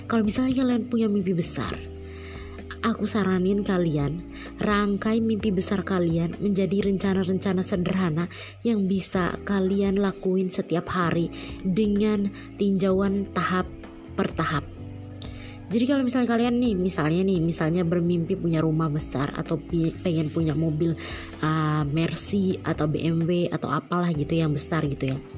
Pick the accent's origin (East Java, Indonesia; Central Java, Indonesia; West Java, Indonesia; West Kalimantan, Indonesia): East Java, Indonesia; Malang; aku besar di Malang juga kan, kuliah di Malang hampir 6 tahun setengah.